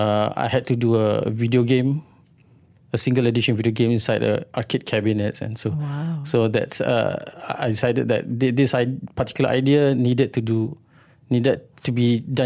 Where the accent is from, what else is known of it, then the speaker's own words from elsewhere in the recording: Kuala Terengganu, Terengganu, Malaysia; English is a second language; I was born and grew up in Kuala Terengganu at two different times. But I wouldn't say that I'm actually from Kuala Terengganu, because my father was an educator.